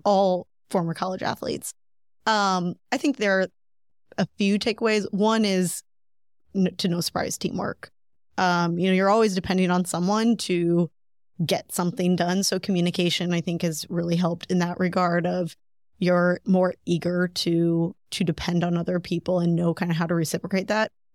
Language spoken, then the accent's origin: English; Breese, Illinois, United States; Breeze, Illinois